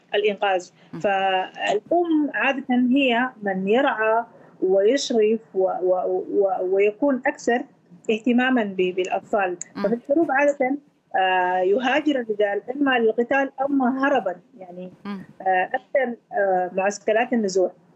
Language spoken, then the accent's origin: Arabic; Kosti, White Nile, Sudan; moved away; وانا امثل آه، مدينتي والولايه التي آه، عشت فيها النيل الابيض مدينه كوستي فاحنا مجموعه من نفس المدينه في كل دول المهجر